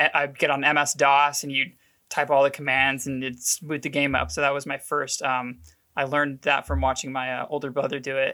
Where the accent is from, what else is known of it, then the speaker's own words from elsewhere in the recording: Oklahoma City, Oklahoma, United States; Born and raised in Oklahoma City